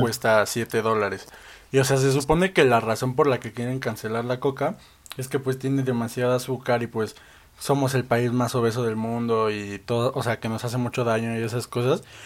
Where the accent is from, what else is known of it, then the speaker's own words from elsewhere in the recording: Mexico; como mexicanos